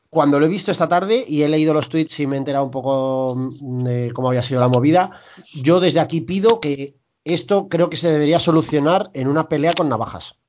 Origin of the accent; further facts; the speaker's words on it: Santander, Cantabria, Spain; como buen santanderino no norteño